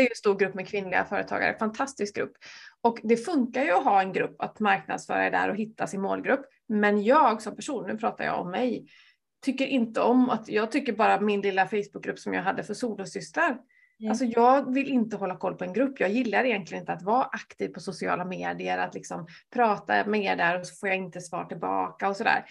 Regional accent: Vänersborg, Västra Götaland, Sweden; min hemstad

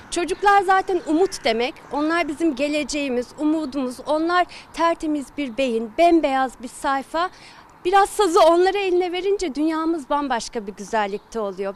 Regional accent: Ordu, Turkey; moved away; Ordu'daydım. Deniz kenarında bahçeli bir evde büyüdüm.

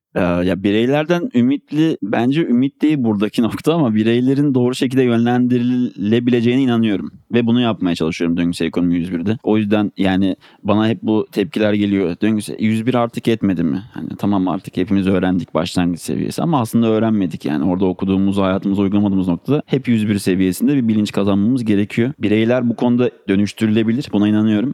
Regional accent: Ankara, Turkey; Ankaralıyım. 91 yılında Ankara'da doğdum

